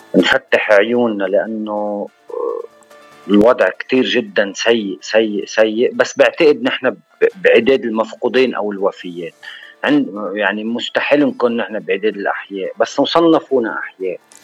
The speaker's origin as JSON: {"language": "Arabic", "town": "Shmustar", "region": "Baalbek-Hermel", "country": "Lebanon", "said": "من بعلبك من البقاع انا ومن ضيعتي الحلوه الصغيره المهضوم باهلها وناسها ومحبينا"}